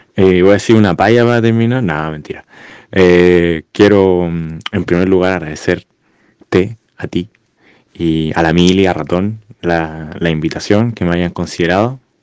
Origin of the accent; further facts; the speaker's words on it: Santiago, Santiago Metropolitan Region, Chile; como santiaguino